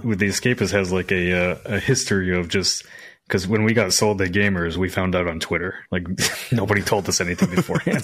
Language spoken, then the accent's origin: English; Midwest, United States; moved away; I came from the Midwest